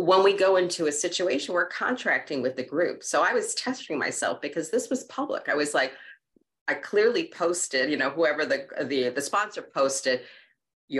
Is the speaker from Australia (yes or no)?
no; New York City, New York, United States; When I was a kid growing up in Queens